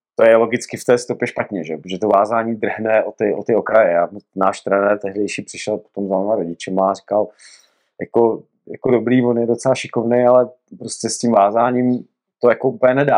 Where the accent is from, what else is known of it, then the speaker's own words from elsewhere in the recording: Rymařov, Moravian-Silesian Region, Czechia; já pocházím z podhůří Jeseníků z Rymařova, ze Severní Moravy